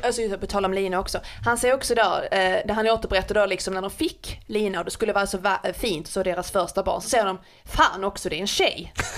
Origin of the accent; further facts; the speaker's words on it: Skåne, Sweden; jag som skåning